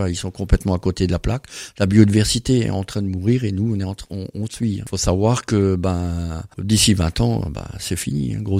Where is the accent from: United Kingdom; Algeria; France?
France; Grand Est; puis alors chez nous en Alsace